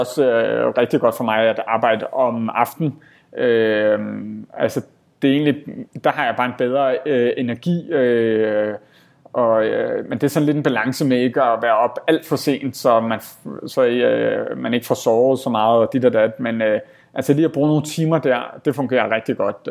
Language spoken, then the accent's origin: Danish; Denmark; moved away as an adult; som danskere